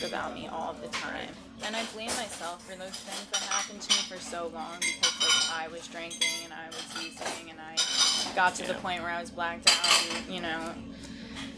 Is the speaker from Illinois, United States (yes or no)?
no; Westchester, New York, United States; I grew up in Westchester, New York.